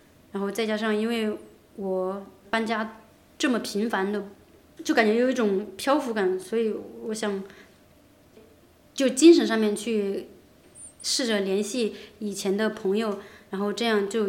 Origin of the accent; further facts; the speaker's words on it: China; 虽然我现在还是一个很正宗的中国人